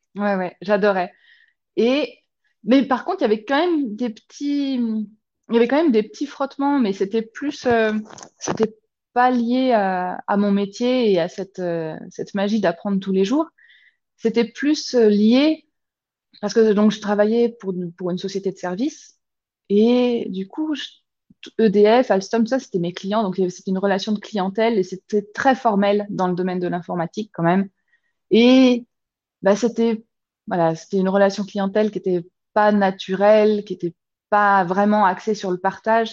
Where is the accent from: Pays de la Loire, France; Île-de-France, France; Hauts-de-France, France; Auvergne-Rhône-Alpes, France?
Auvergne-Rhône-Alpes, France; Lyon; moved away as an adult; also born or lived in Chartres / south of Paris / Bourg-en-Bresse / Clermont-Ferrand; now in Zurich, Switzerland; on a fini par s'établir sur Lyon.